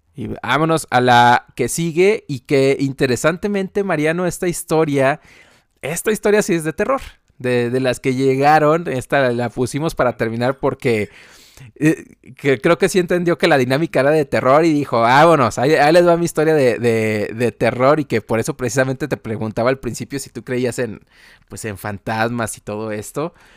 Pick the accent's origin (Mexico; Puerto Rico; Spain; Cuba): Mexico; Guadalajara, Jalisco; moved away; fui a Guadalajara, de donde yo soy